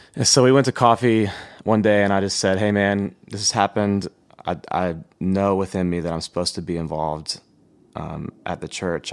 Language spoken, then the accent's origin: English; Thompson Station, Tennessee, United States; I grew up s, just south of Nashville in a little city called Thompson Station